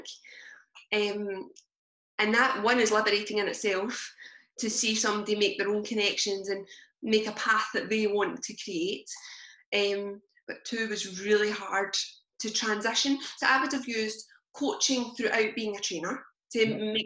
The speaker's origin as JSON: {"language": "English", "town": "Blantyre", "region": "Scotland", "country": "United Kingdom", "tie": "born or raised there", "said": "I came from Blantyre and spent pretty much my whole childhood living and hanging about Blantyre."}